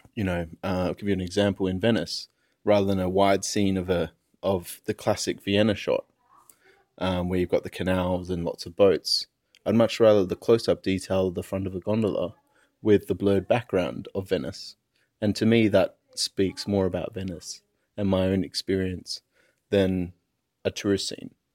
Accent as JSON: {"language": "English", "town": "Perth", "region": "Western Australia", "country": "Australia", "tie": "born or raised there", "moved": "yes", "lives_now": "Sydney, Australia", "said": "my hometown of Perth"}